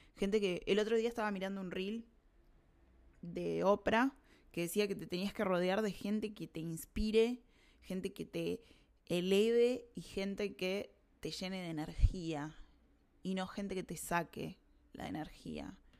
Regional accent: Montevideo, Uruguay; moved away as an adult; now in Argentina; sé que me voy a volver a Uruguay, sé que me voy a volver a Montevideo

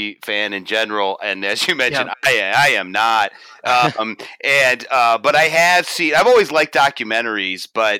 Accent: Silverdome, Michigan, United States; moved away as an adult; also born or lived in Columbus, Ohio; now in Washington, United States; Wood and I, we grew up around the Silver Dome

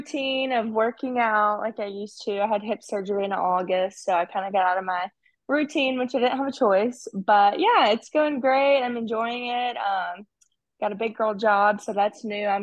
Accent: Alabama, United States; That was my home state.

